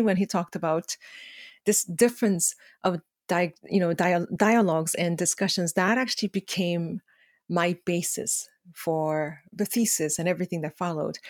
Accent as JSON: {"language": "English", "country": "South Korea", "tie": "born or raised there", "second_language": "English", "moved": "yes", "lives_now": "Canada", "said": "growing up in Korea"}